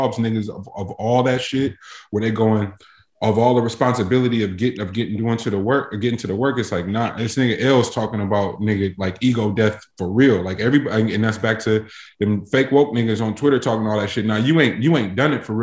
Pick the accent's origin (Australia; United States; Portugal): United States; North Carolina; I'm from North Carolina